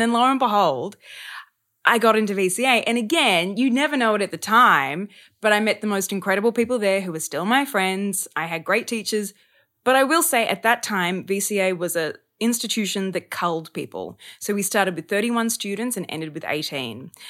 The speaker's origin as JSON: {"language": "English", "town": "Sydney", "region": "New South Wales", "country": "Australia", "also_born_or_lived": "Melbourne", "moved": "as an adult", "said": "I'm from Sydney"}